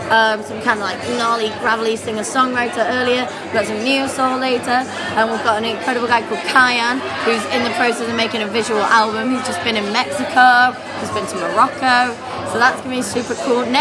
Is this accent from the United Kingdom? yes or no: yes; North West England, United Kingdom; now in London, United Kingdom; Uh, I'm from Cheshire.